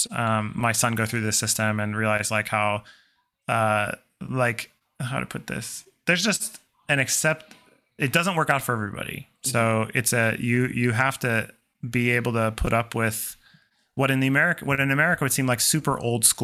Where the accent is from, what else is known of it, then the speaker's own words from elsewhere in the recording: Croatia; that is not really that questionable for um, the experience of growing up in Croatia because there's no coddling kind